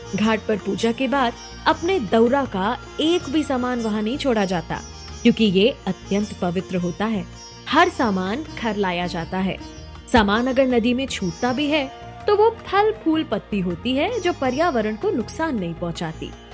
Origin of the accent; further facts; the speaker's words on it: Buxar, Bihar, India; विश्वामित्र नगरी बक्सर बिहार का रहने वाला हूं